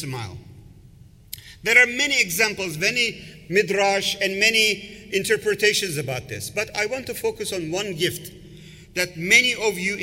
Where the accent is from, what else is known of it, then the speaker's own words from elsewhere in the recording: Istanbul, Turkey; now in United States; I grew up in Istanbul. I'm a Turkish origin. I grew up in Turkey